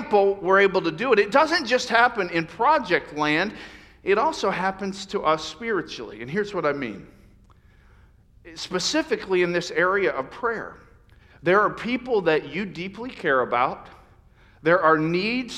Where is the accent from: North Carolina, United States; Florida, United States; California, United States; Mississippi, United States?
Florida, United States; Lakeland; moved away; I grew up in Lakeland, Florida